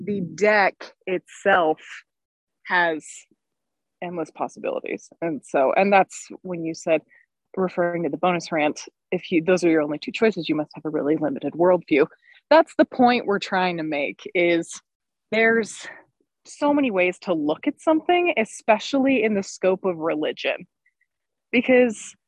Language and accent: English; Utah, United States; growing up in Utah, where most of the people I interacted with on a daily basis for the first 20 years of my life were Mormon